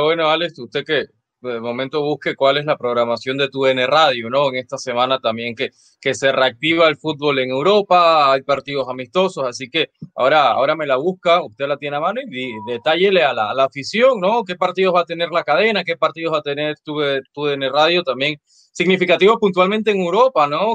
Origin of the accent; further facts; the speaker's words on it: Panama; yo como panameño